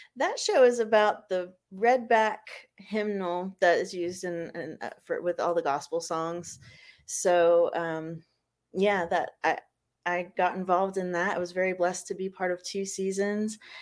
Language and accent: English; Florida, United States; moved away as an adult; also born or lived in Fall River, Massachusetts; now in South Carolina, United States; originally from Massachusetts and then I grew up in Florida and then I moved here to South Carolina about seven years ago.